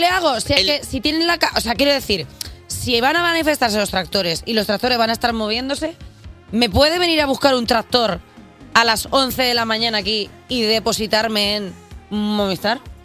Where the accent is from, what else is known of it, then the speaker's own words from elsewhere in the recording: Reus, Catalonia, Spain; Yo soy de Reus, Tarragona, así que permitidme que os hable un ratico en catalán